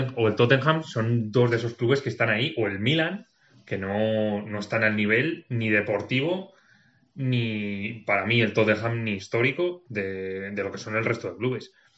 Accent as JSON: {"language": "Spanish", "town": "Segovia", "region": "Castile and León", "country": "Spain", "said": "soy de Segovia"}